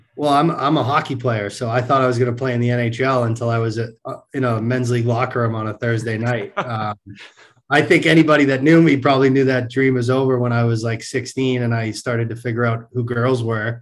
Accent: Marlborough, Massachusetts, United States; I grew up in central Massachusetts

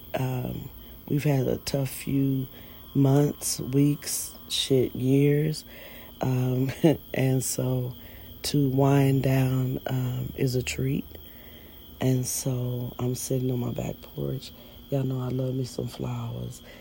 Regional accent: United States; we're just as American as you guys are

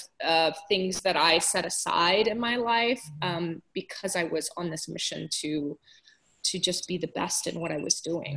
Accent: Southern California, United States; also born or lived in Washington / Japan; I grew up in Southern California

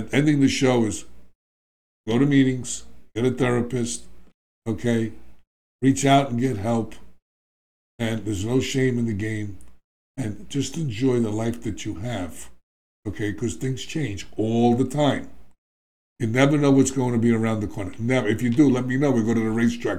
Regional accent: New York, United States; I'm from New York

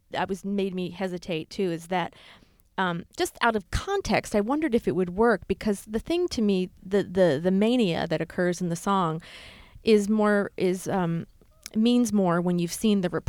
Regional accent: New Hampshire, United States; now in New York, United States; New Hampshire.

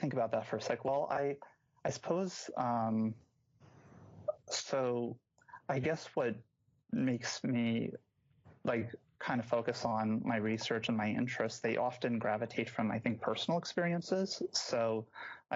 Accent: Scottsdale, Arizona, United States; moved away as an adult; now in Madison, United States; I'm originally from Phoenix, Arizona, Scottsdale in particular. So an Arizona native

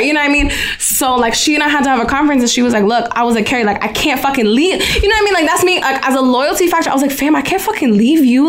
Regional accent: United States; me being American

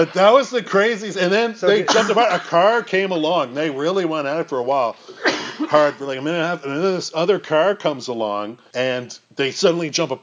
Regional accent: Dartmouth, Nova Scotia, Canada; moved away; I'm from Nova Scotia

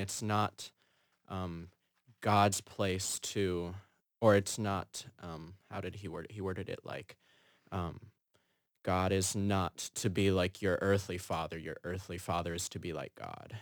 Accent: Fergus Falls, Minnesota, United States; moved away as an adult; now in Chicago, United States; I'm from Fergus Falls, Minnesota.

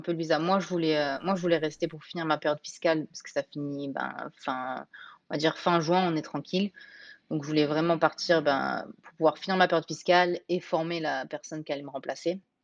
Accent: Nice, Provence-Alpes-Côte d'Azur, France; moved away as an adult; also born or lived in Portland, Oregon; now in Camas, United States; On habitait à Nice. On est niçois.

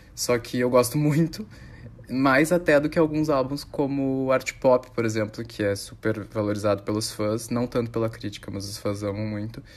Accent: Porto Alegre, Rio Grande do Sul, Brazil; Sou gaúcho, de Porto Alegre

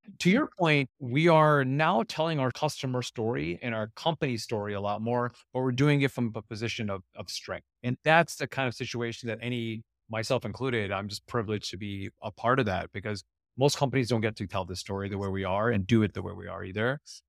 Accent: California, United States; again, I'm from Silicon Valley. I don't want to dump on it too much because I actually love it up there.

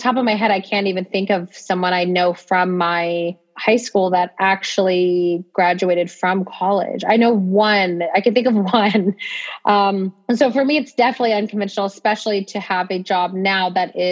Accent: Ohio, United States; moved away as an adult; also born or lived in Texas; I grew up in a pretty small town in Ohio

